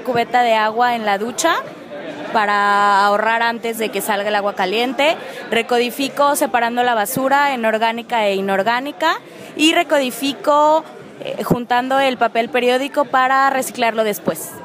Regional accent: Mexico; soy de México

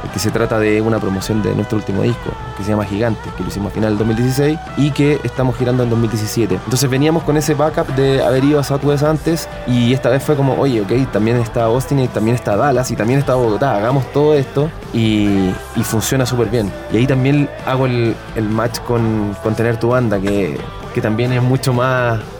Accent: Valparaíso, Chile; nosotros vivimos en la quinta región, somos todos de Valparaíso, la mayoría de nosotros nacimos en el puerto

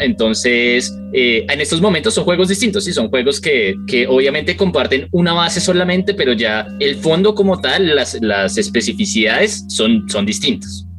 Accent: Colombia

